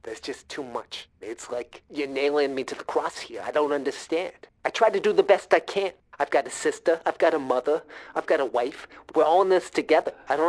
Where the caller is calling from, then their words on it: New Jersey, United States; I'm calling from Jersey.